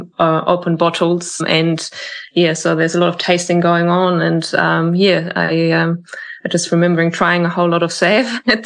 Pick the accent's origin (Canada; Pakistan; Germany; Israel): Germany; moved away as an adult; now in New Zealand; I'm from Germany